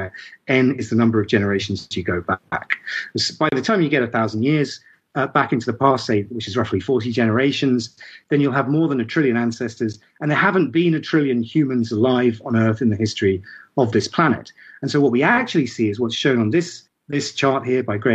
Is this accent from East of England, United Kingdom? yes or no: yes; Ipswich, East of England, United Kingdom; I was born in Ipswich